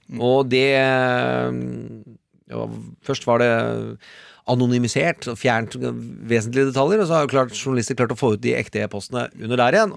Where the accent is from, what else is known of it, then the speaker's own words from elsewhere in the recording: Østfold, Norway; accent: Østfold dialect; jeg er fra Østfold